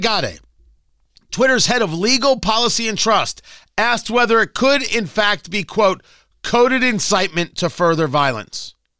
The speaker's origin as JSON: {"language": "English", "country": "China", "second_language": "English", "said": "maybe because I am from China, I deeply understand how censorship can destroy the public conversation."}